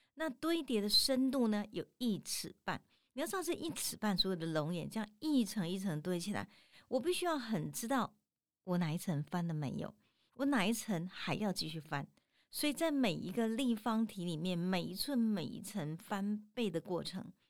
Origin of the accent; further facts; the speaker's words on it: Tainan, Taiwan; 咱台南人有一个吼，就是那个饼吼